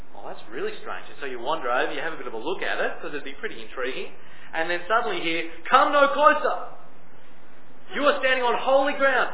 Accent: Sydney, New South Wales, Australia; I grew up in Mount Druitt, Western

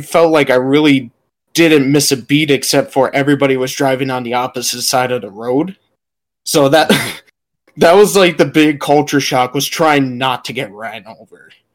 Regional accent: United States; people knew I was American right away.

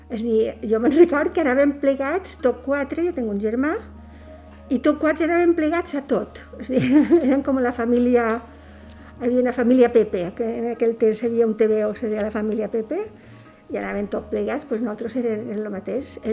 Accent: Petrer, Valencian Community, Spain; born there; Vaig néixer a Petrer, província d'Alicant, en 1945.

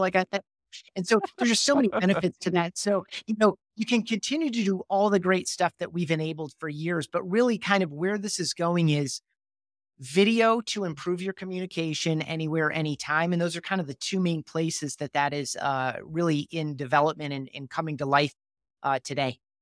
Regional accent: Grand Rapids, Michigan, United States; I grew up in Grand Rapids, Michigan

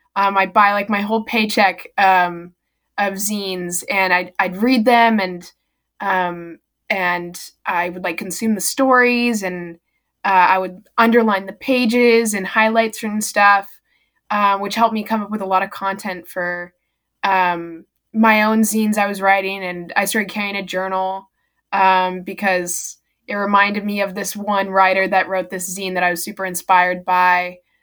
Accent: El Cerrito, California, United States; I live in the same house that I was born um near and um I live in El Cerrito, California

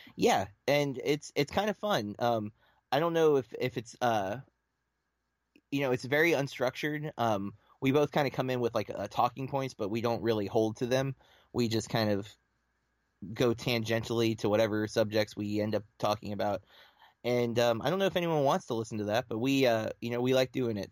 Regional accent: Lake Wales, Florida, United States; I am from Florida, um, central Florida, like right between Tampa and Orlando, um, a small little town called Lake Wales

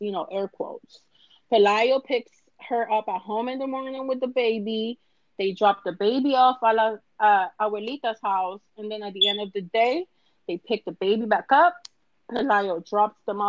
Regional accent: Cali, Valle del Cauca, Colombia; I'm from Cali

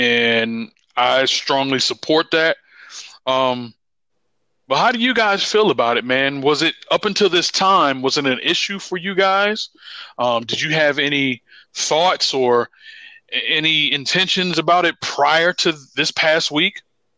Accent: Washington, District of Columbia, United States; now in Durham, United States; I grew up in the Washington, D.C. area, man. Shout out to PG County, Montgomery County, Anne Arundel County.

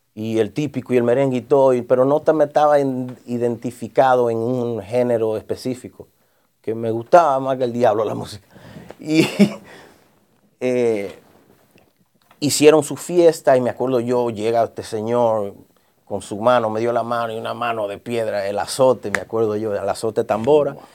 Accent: New York City, New York, United States; yo, nacido y criado en Brooklyn, en el área de Best Eye, Bronzeville, por ahí, por Park Street, Broadway

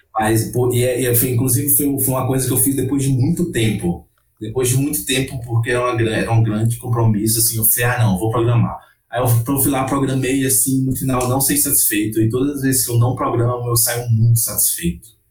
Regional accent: Northeast Region, Brazil; moved away; como nordestino, como uma pessoa que nasceu lá

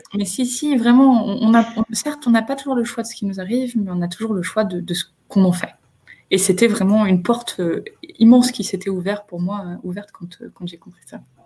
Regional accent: Picardy, Hauts-de-France, France; moved away as an adult; also born or lived in Lille; now in Chile; j'ai grandi euh, en, Picardie

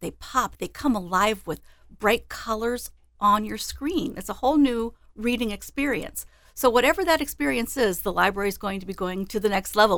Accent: Des Moines, Iowa, United States; I grew up in Des Moines, and I've been with the library for fifteen years now.

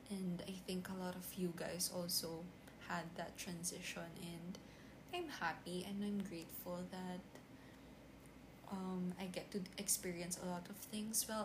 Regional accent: Philippines; I'm actually a Filipino. I'm a Filipina. I live in the Philippines and um, I'm 21 years old

